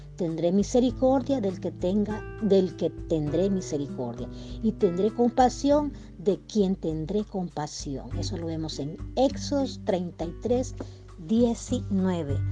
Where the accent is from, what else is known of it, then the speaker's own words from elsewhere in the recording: El Salvador; now in United States; yo soy salvadoreña, ¿verdad? Pero, pero resido en, en Estados Unidos, ¿verdad? más yo tengo que regresar a mi tierra